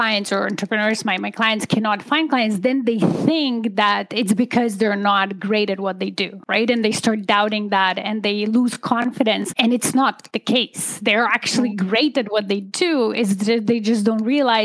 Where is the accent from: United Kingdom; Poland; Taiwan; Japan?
Poland; moved away as an adult; now in Canada; I'm an immigrant. I come originally from Poland, and I immigrated to Canada in 2005. I was about 27, finished university in Poland at the time